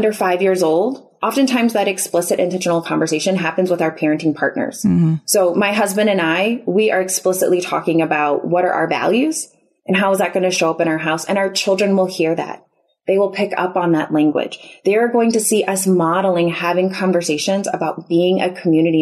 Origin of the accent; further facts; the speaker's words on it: Chicago, Illinois, United States; now in Houston, United States; we're originally from the Chicago area